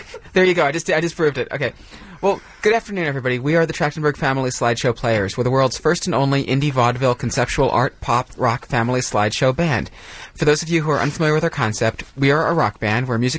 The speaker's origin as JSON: {"language": "English", "country": "United States", "said": "We're from America, folks"}